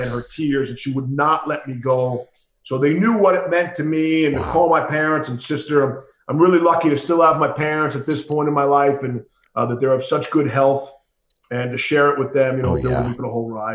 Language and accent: English; New York City, New York, United States; I grew up with him in Queens